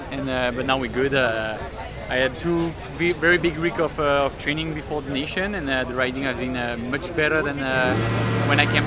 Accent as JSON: {"language": "English", "country": "France", "second_language": "English", "moved": "as an adult", "lives_now": "United States", "said": "I'm French"}